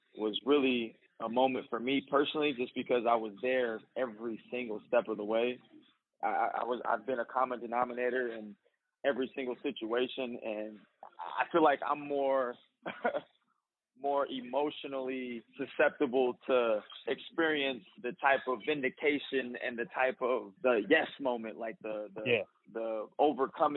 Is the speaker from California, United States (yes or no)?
yes; Bay Area, California, United States; I was born in the Bay Area, you know, so I got a little Bay Area swag to me